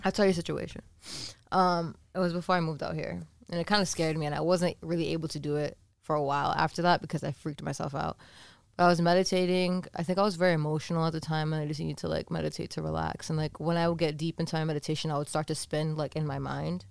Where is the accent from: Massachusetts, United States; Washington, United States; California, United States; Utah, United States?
Massachusetts, United States; moved away as an adult; now in Los Angeles, United States; we're from Massachusetts. Shout out 508